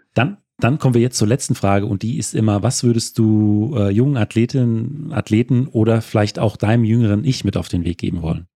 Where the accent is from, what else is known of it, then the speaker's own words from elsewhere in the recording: Hesse, Germany; als Hesse